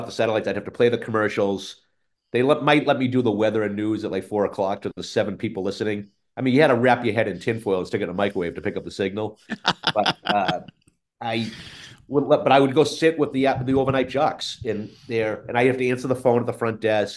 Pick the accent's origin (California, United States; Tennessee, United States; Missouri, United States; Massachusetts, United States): Massachusetts, United States; Boston; accent: Boston (Dorchester); with my accent, I wouldn't get a job outside of Dorchester